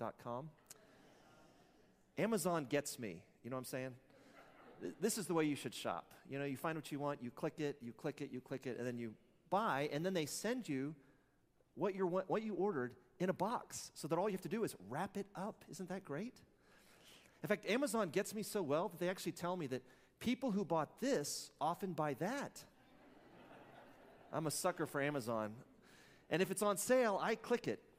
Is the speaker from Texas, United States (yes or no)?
yes; Midland, Texas, United States; I'm from Midland. I went to Midland Lee. I'm used to playing Odessa Permian